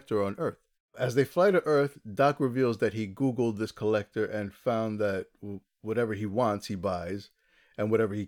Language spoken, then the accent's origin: English; New Jersey, United States; I was born and raised in New Jersey. I reside there now